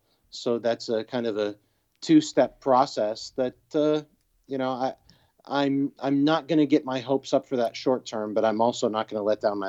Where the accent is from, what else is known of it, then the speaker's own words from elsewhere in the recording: New York, United States; also born or lived in Memphis, Tennessee; I grew up in New York and Memphis, Tennessee